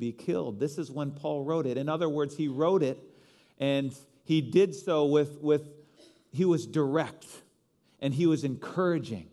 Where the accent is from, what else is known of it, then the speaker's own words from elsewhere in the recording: Chicago, Illinois, United States; I am a Chicagoan.